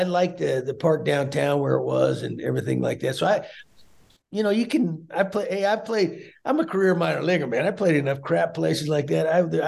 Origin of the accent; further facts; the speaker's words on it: Great Falls, Montana, United States; born there; I was born in Great Falls, Montana. They had a military base out there, so that I may be going back to my roots.